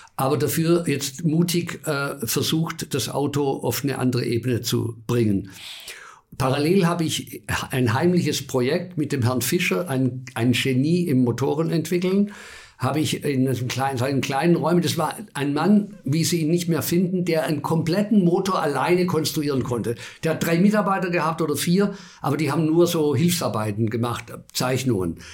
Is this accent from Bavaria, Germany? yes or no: yes; Bavaria, Germany; ich bin in Bayern geboren